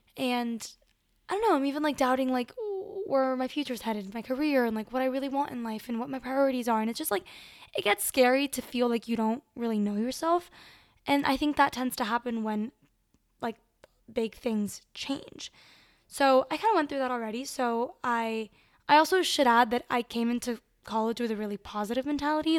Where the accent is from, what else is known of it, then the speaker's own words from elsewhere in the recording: Miami, Florida, United States; moved away as an adult; also born or lived in Venezuela; now in South Bend, United States; I was born in Venezuela, but I grew up in Miami and I go to school at Notre Dame